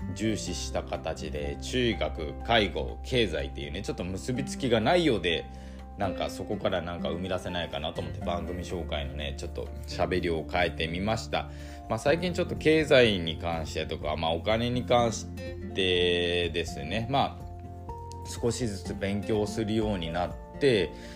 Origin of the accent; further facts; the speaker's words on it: Hirado, Nagasaki, Japan; 僕の地元である、まあ、長崎県平戸市